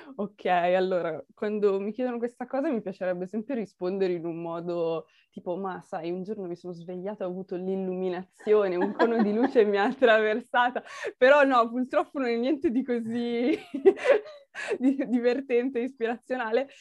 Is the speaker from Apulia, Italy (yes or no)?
no; Milan, Lombardy, Italy; io sono milanese, quindi sono, sono un po' imbruttita, sono un po' la cittadina